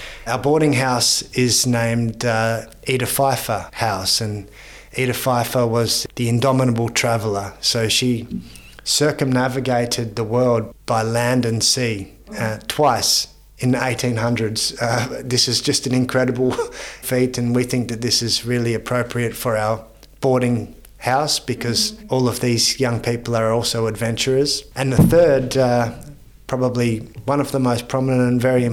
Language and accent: English; Australia; now in Vienna, Austria; as an Australian